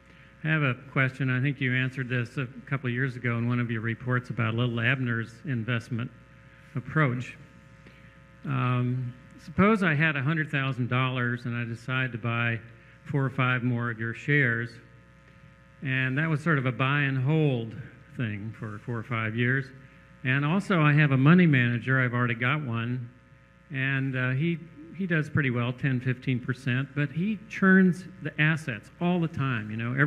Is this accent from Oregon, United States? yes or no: yes; Portland, Oregon, United States; I'm from Portland, Oregon.